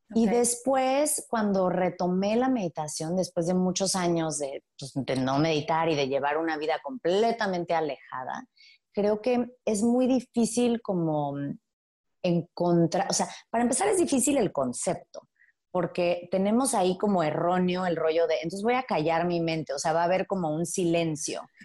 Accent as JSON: {"language": "Spanish", "town": "Playa del Carmen", "region": "Quintana Roo", "country": "Mexico", "tie": "born or raised there", "also_born_or_lived": "Mexico City", "moved": "as an adult", "said": "crecí en Playa del Carmen"}